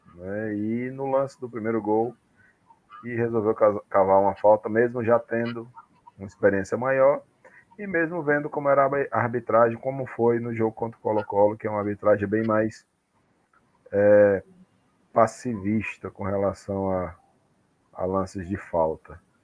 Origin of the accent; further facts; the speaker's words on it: Brazil; eu sou brasileiro